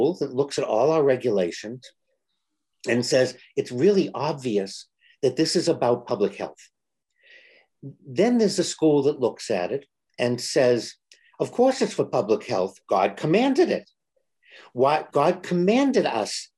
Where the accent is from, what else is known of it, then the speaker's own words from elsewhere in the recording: Boston, Massachusetts, United States; I'm from Boston